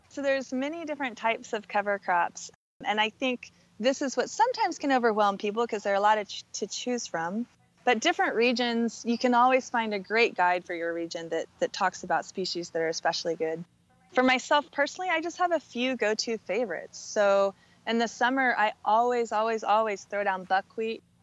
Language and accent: English; Southern Oregon, United States; I went back to work with farmers in, in my hometown in Southern Oregon